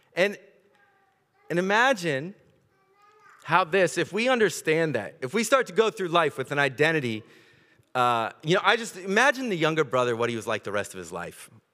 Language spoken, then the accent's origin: English; United States; accent: American; moved away; I grew up in America